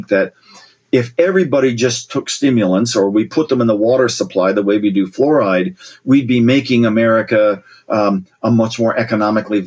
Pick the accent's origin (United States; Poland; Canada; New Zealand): United States; Columbus, Ohio; my sister and I growing up in Ohio, Columbus, Ohio